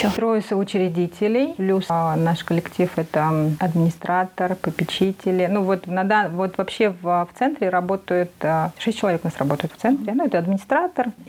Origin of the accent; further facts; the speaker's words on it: Kazakhstan; И когда я помню, я пришла в институт, и я увидела, что я одна, я одна казашка здесь